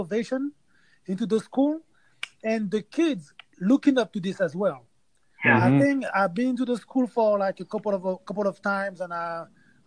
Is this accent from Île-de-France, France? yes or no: yes; Paris, Île-de-France, France; now in Los Angeles, United States; I'm from Paris, and now I'm resident to Los Angeles, LA.